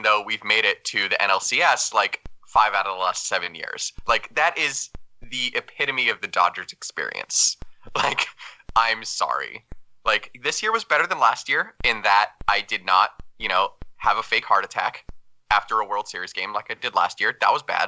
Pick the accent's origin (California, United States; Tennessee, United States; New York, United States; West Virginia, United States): California, United States; Los Angeles; moved away; I was born in Los Angeles